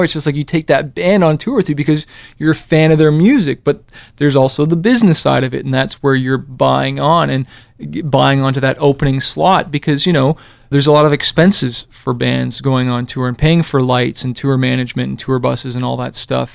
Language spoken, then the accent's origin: English; Canada; moved away; I came from Canada originally